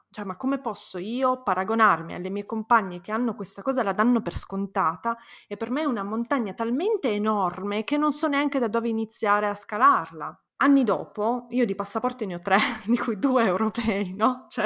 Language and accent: Italian; Italy; Io quando ero ragazzina, crescendo in Italia, pensavo se solo fossi italiana, se solo fossi nata in Italia, sarei la persona più felice del mondo.